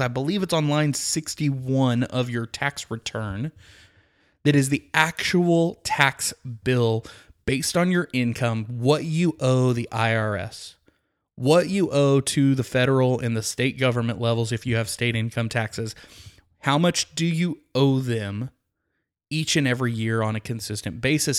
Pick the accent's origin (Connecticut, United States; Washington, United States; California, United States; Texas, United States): Texas, United States; Midland; I grew up in Midland, Texas, which is about, uh, five hours west of the Dallas-Fort Worth area